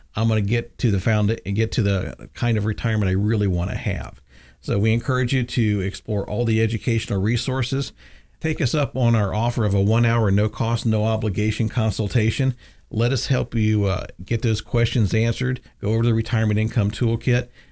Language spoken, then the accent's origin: English; the South, United States; I grew up in the South